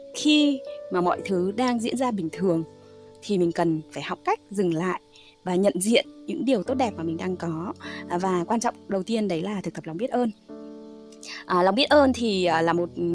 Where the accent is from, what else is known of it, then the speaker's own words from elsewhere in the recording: Hà Tĩnh, Vietnam; mình là người Hà Tĩnh